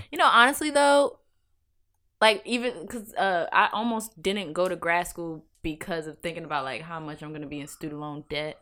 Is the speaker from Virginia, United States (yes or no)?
yes; Virginia Beach, Virginia, United States; also born or lived in Norfolk, Virginia; I'm from Virginia Beach